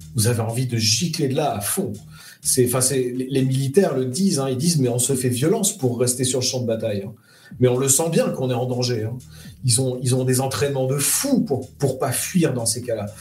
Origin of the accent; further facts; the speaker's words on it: France; je suis un Français moyen